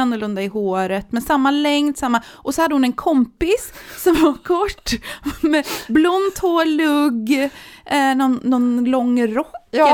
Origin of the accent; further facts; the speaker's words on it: Sweden; jag kom från Sverige